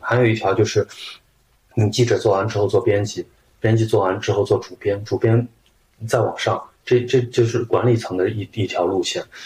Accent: Shaanxi, China; now in Shanghai, China; 我是陕西人

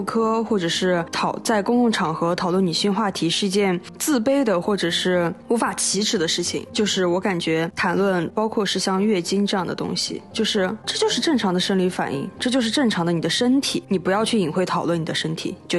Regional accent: Xinjiang, China; 我们新疆人前后鼻音就是不分了。

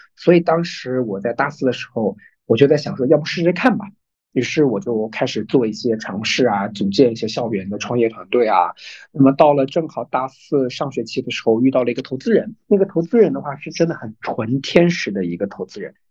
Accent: Zhejiang, China; 我是浙江人嘛

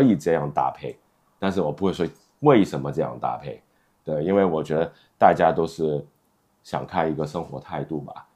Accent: China; 我们中国人的那个圆桌文化

